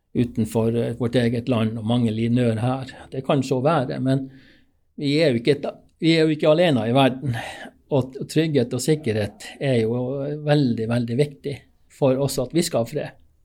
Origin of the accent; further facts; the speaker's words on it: Finnmark, Norway; also born or lived in Alta / Gjøvik; jeg kom jo fra Finnmark